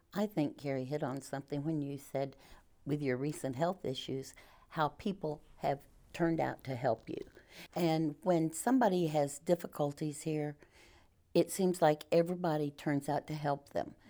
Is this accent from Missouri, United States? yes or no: yes; Mountain Grove, Missouri, United States; moved away as an adult; I grew up in Mountain Grove